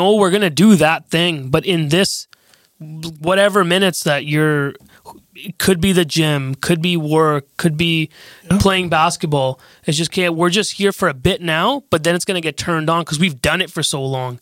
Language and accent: English; Canada; we're both Canadian. We're all Canadian.